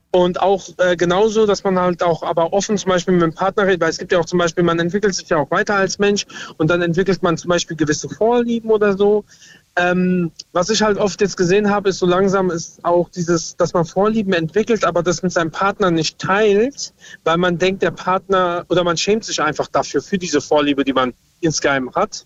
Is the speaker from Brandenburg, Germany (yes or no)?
no; Lorsch, Hesse, Germany; ich komme aus Lorsch in Südhessen